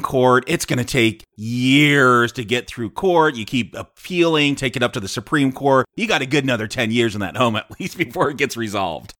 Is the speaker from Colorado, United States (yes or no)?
no; California, United States; I'm from California